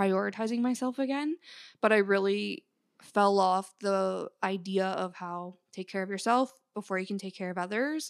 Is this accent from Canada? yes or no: yes; Canada; I grew up in Canada